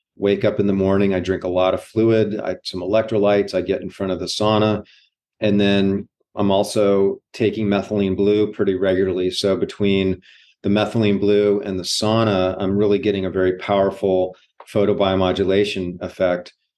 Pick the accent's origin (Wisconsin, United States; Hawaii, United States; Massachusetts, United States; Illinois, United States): Hawaii, United States; growing up in Hawaii